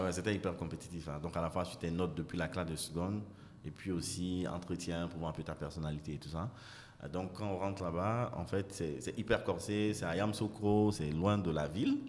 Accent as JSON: {"language": "French", "town": "Abidjan", "country": "Côte d’Ivoire", "tie": "born or raised there", "also_born_or_lived": "London / South Africa / Nigeria", "said": "Je suis ivoirien, donc né ici, grandi ici, et puis fini les études à Londres. Avant de revenir à Abidjan"}